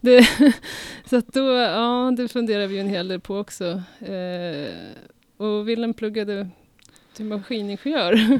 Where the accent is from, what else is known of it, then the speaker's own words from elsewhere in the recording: Uppsala, Uppsala County, Sweden; Vi är Mechatronic från Uppsala